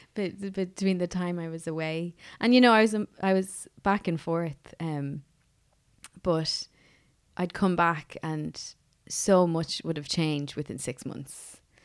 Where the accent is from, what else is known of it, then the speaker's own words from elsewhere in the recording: Offaly, Leinster, Ireland; also born or lived in United States; now in Dublin, Ireland; I'm originally from Offaly.